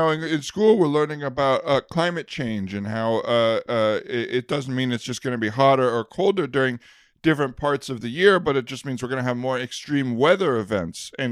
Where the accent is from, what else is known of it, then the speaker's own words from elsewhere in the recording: Minnesota, United States; I came here from Minnesota, and I just came out here for the winter because the winters are so nasty right now in Minnesota.